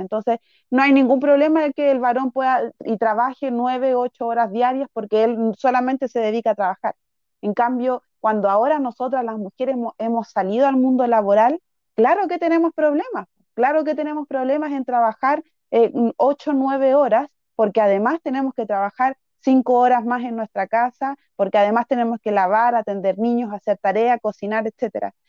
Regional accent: Santiago, Santiago Metropolitan Region, Chile; also born or lived in Peru; yo llegué a los tres años acá a Chile, así que toda mi escolarización la viví en escuelas de, acá de Chile, em, en, particular mi enseñanza básica completa en Renca y la enseñanza media completa en Santiago Centro.

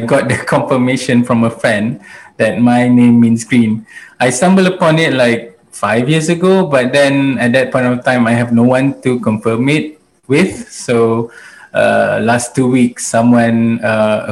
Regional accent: Malaysia; also born or lived in United States / United Kingdom; when I was 2 years old, I came back to Malaysia. And since then, I grew up here in Malaysia.

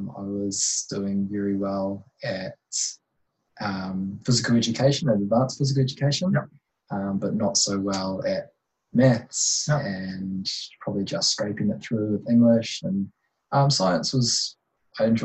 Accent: Waikato, New Zealand; moved away as an adult; also born or lived in Hamilton, New Zealand / Otago, New Zealand; growing up in Waikato

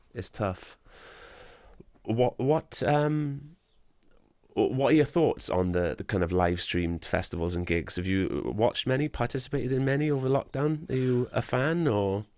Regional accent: Wales, United Kingdom; I'm a proud Welshman, I'm proud to be Welsh

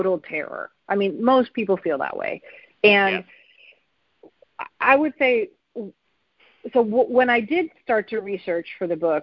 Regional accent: New York, United States; moved away; I'm from New York originally

